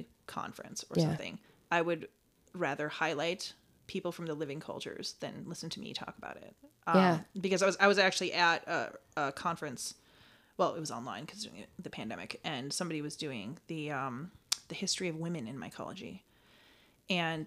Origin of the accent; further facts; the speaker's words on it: Rhinelander, Wisconsin, United States; I was born in Rhinelander